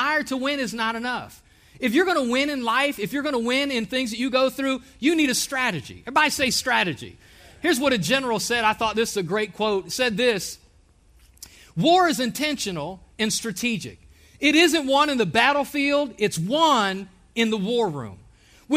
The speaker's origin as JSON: {"language": "English", "region": "Ohio", "country": "United States", "moved": "as an adult", "lives_now": "Alabama, United States", "said": "Myself, my family, and I, we are from Ohio."}